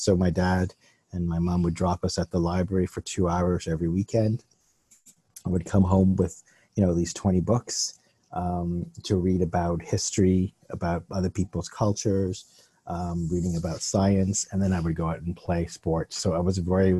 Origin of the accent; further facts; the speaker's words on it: Canada; I grew up in Canada in the early 70s here